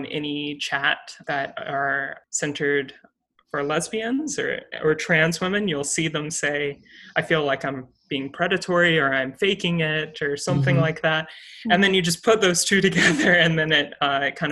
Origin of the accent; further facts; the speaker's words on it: South Carolina, United States; moved away as an adult; I was born and raised in South Carolina, and I went to undergrad in South Carolina.